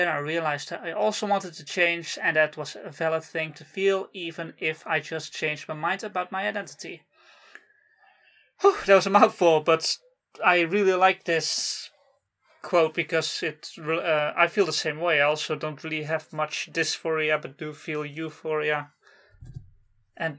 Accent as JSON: {"language": "English", "country": "Netherlands", "tie": "born or raised there", "second_language": "English", "said": "as a kid in school, in Dutch school, so we didn't speak English"}